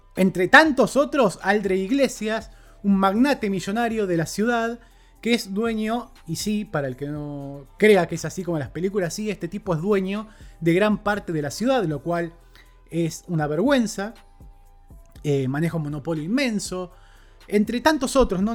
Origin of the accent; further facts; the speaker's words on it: Argentina; Como sociedad argentina hemos estado criticando y reprochando esto durante gran parte de este año